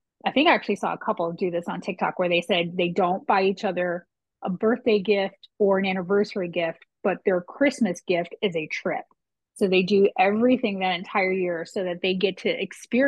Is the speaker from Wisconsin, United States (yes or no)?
no; Potomac, Maryland, United States; I grew up in Potomac